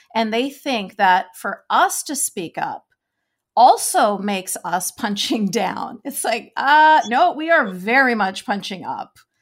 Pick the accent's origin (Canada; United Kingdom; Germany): Canada; Vancouver, British Columbia; I grew up in Vancouver, B C